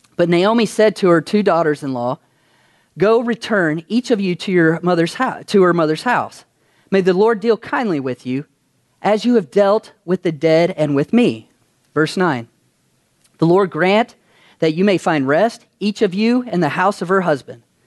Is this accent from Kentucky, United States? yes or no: yes; Kentucky, United States; moved away as an adult; now in Las Vegas, United States; I'm from Kentucky